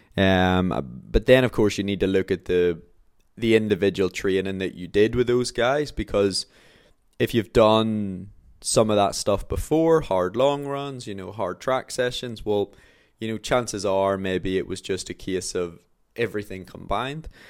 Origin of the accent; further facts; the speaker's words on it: Belfast, Northern Ireland, United Kingdom; my hometown, like Belfast